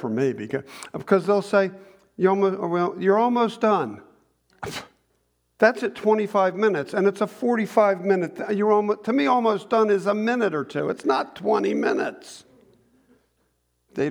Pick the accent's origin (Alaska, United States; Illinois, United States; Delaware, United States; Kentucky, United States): Delaware, United States; Newark; I grew up in Newark